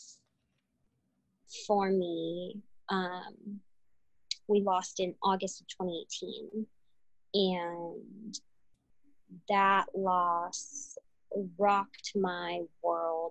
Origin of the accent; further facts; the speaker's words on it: United States; first person in my whole family to be born in this country. And I am, my parents are Cuban exiles, refugees. So I was raised with that refugee mentality, but also had this very like interesting dichotomy of like growing up as an American